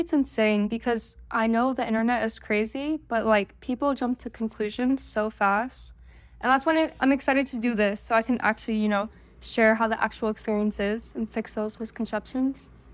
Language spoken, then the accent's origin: English; Oregon, United States; I'm from Oregon